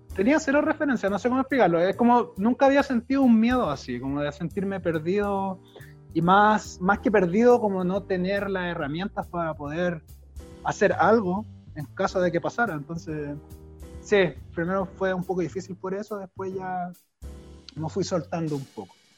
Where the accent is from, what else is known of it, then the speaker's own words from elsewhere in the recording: Chile; moved away as an adult; now in Germany; no estudié porque vengo de Chile